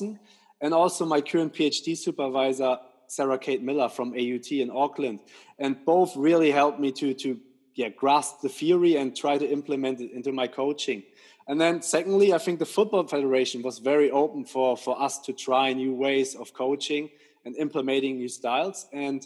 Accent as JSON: {"language": "English", "country": "Germany", "moved": "as an adult", "lives_now": "England", "said": "I'm originally from Germany"}